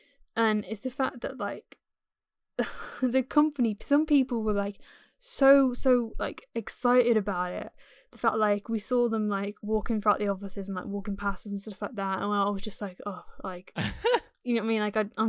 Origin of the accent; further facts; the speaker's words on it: England, United Kingdom; accent: RP; my accent is more sort of more like RP sort of generic English, like well-spoken kind of like English